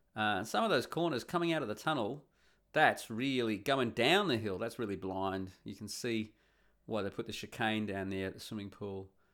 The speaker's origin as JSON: {"language": "English", "country": "Australia", "moved": "yes", "lives_now": "Netherlands", "said": "I'm the Australian who's rocked up"}